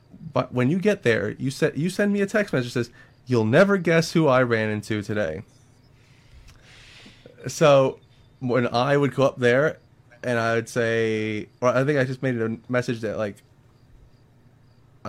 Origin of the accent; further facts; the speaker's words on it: the North, United States; now in North Carolina, United States; I'm a Northerner